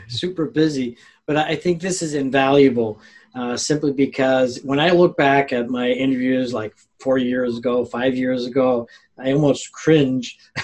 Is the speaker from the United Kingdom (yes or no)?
no; Mexico; moved away; I grew up in Mexico